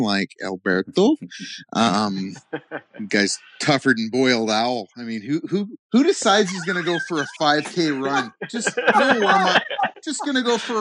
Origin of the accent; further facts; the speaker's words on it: Canada; I'm from Canada, so they say pop